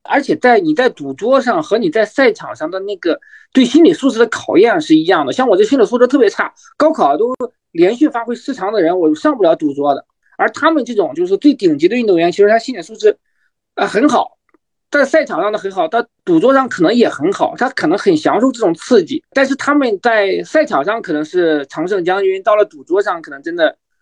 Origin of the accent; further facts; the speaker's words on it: Shandong, China; 我们山东人普遍，咱因为我们三个嘉宾两个山东人啊，因为我们山东人都可能是向张继科学习